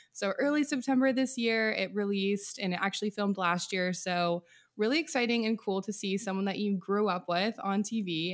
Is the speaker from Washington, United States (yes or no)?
yes; Monroe, Washington, United States; moved away as an adult; also born or lived in Malibu; now in Nashville, United States; I grew up outside of Seattle in a small farm town called Monroe, lived there my entire life, zero through eighteen